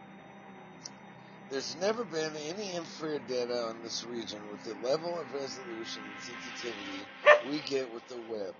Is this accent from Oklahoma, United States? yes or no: yes; Tulsa, Oklahoma, United States; I'm from Tulsa, Oklahoma